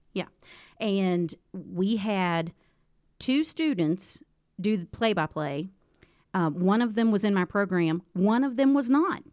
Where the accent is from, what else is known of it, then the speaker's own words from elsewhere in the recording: Moorefield, West Virginia, United States; also born or lived in Harrisonburg, Virginia / Petersburg, West Virginia; I'm from Moorfield originally